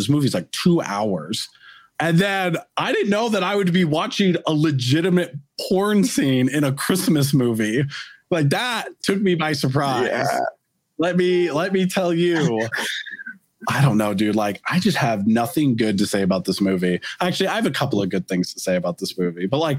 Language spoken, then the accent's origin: English; United States; as an American